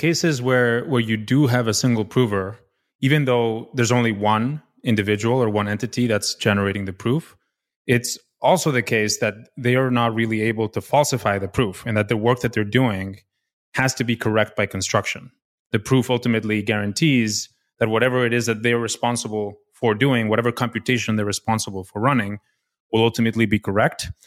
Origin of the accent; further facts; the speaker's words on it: Mexico City, Mexico; moved away as an adult; also born or lived in Stanford, United States; I was, uh, born and raised in Mexico City